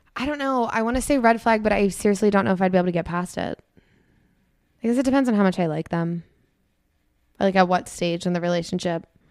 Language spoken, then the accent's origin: English; Annapolis, Maryland, United States